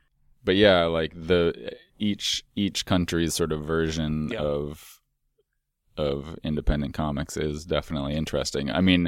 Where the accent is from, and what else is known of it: Minneapolis, Minnesota, United States; also born or lived in Chicago; now in Portland, United States